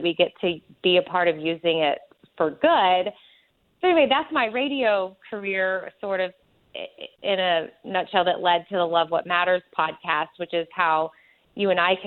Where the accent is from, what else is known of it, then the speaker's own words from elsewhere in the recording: Austin, Texas, United States; I am from Austin, Texas, born and raised, and lived in the same house my entire life, well, till I was 18